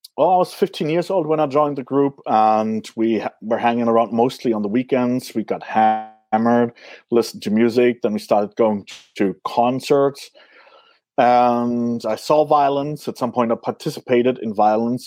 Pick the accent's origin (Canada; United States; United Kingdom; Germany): Germany; I was born and raised in Germany in a very small, small town, 500 citizens